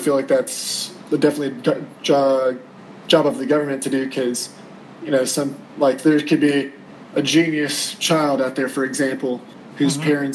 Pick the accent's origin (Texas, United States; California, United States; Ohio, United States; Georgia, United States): Georgia, United States; North; also born or lived in Miami, Florida; I grew up in North Georgia